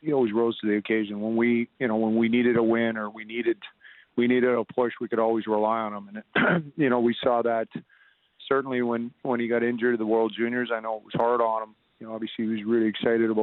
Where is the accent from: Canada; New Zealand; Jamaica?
Canada; Lethbridge, Alberta; moved away; I'm originally from Lethbridge, so being a Southern Albertan